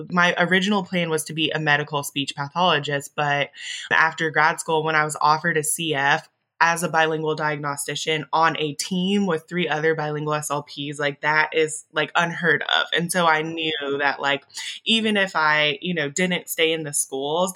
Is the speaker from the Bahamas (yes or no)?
no; Augusta, Georgia, United States; first language English; I'm originally from Augusta, Georgia.